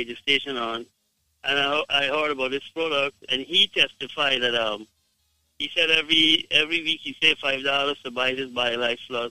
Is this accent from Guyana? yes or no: yes; Guyana; I am from Guyana, but I have my wife is from Jamaica